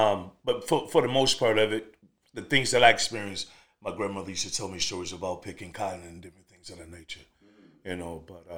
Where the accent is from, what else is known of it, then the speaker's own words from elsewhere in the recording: Memphis, Tennessee, United States; also born or lived in Mississippi / New York / Kansas City; now in St. Louis, United States; I'm a Southern boy at heart. Grew up, born and raised in Memphis, Tennessee.